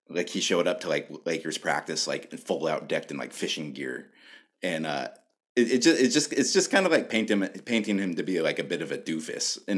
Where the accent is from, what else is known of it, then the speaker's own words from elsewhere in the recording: Alaska, United States; moved away; when I was a kid growing up in Alaska